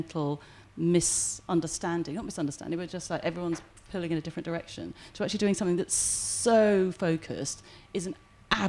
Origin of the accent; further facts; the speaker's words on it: England, United Kingdom; moved away as an adult; now in Wales; obviously I was born and brought up in England, but, you know, two Welsh parents moved back here